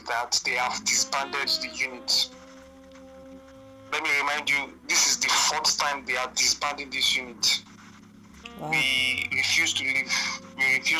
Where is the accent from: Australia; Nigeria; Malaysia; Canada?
Nigeria; eastern Nigeria; now in Lagos, Nigeria; I'm from Nigeria. From the eastern part of Nigeria.